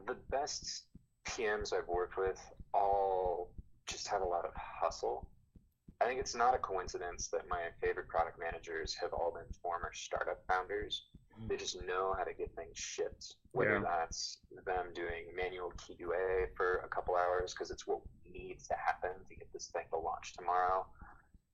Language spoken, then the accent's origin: English; Texas, United States; Growing up in Texas